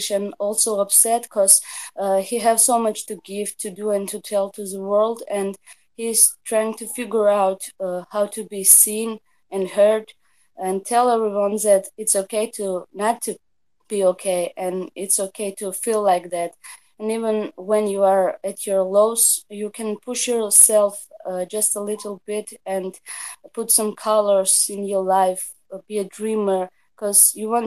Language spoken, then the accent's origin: English; Tbilisi, Georgia; I'm from Georgia, Tbilisi